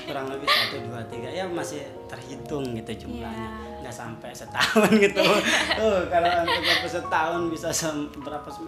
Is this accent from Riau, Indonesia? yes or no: no; Bandung, West Java, Indonesia; ditanya orang mana sih saya jawab orang Bandung